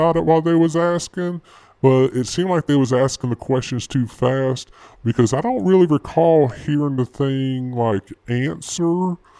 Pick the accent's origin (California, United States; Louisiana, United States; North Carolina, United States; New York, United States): North Carolina, United States; North Carolina. I'm from North Carolina, and that's where I work in North Carolina.